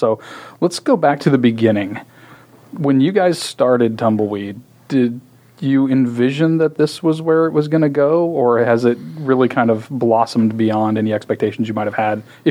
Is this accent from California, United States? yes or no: no; Texas, United States; I tell the person I'm from Texas